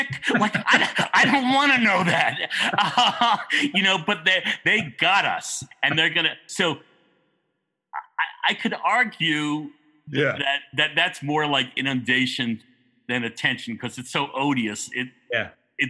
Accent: New York, United States; growing up in New York

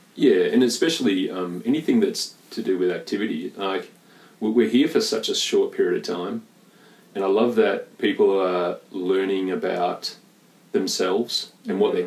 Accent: Perth, Western Australia, Australia; moved away; a North Beach boy. I grew up in North Beach

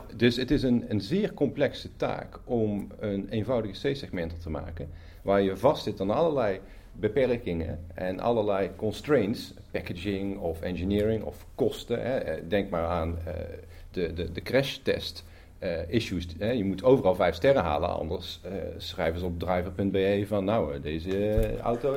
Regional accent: Netherlands; opnieuw als Nederlander

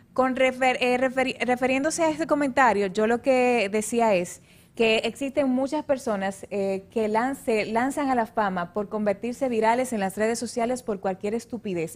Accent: La Vega, Dominican Republic; desde mi ciudad, la provincia de La Vega, en República Dominicana

